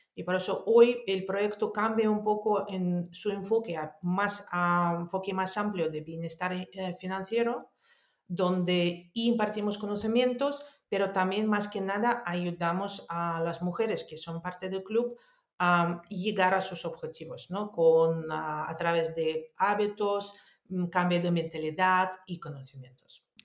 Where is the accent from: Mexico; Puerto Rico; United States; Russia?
Russia; Moscow; also born or lived in Netherlands; now in Spain; yo nací en Unión Soviética, en Moscú. Ah, después viví en muchísimos años, estudié, viví en Holanda y en España vivo desde el año 2010.